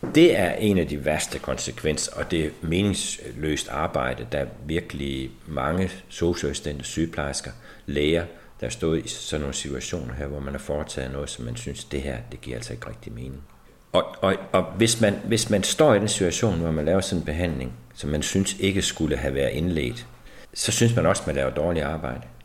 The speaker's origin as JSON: {"language": "Danish", "country": "Denmark", "said": "som mennesker, som danskere"}